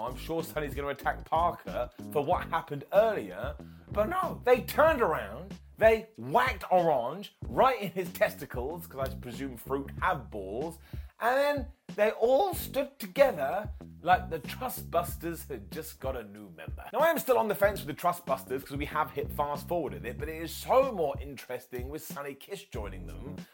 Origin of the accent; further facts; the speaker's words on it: United Kingdom; I'm a British guy